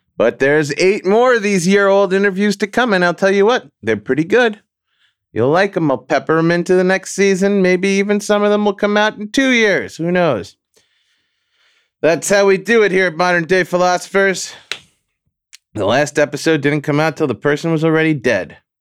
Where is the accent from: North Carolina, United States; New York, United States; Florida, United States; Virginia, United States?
New York, United States; New York City; moved away; also born or lived in Long Beach, Long Island; where I was born and spent my formative years in Flushing Meadows, New York